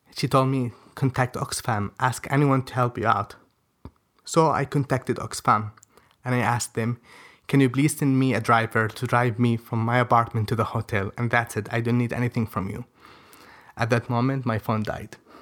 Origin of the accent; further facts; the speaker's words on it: Yemen; English is a second language; moved away as an adult; also born or lived in Djibouti; we were the first Yemenis ever